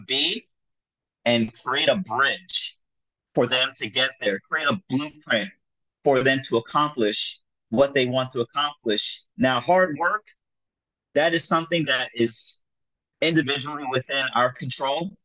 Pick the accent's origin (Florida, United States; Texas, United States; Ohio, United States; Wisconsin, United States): Florida, United States; South; also born or lived in Jamaica (ancestry); now in New York City, United States; I was born here in uh, New York City. I grew up in South Florida, um, and now I, I, came back to live in New York City, um, child of uh, Jamaican immigrants